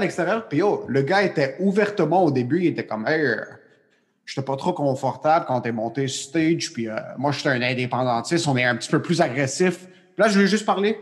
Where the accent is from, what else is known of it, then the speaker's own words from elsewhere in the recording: Quebec, Canada; je suis Québécois